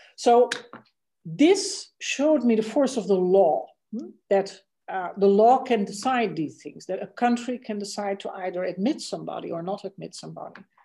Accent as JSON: {"language": "English", "country": "Netherlands", "tie": "born or raised there", "also_born_or_lived": "India", "second_language": "English", "moved": "as an adult", "said": "for me, that was the Netherlands"}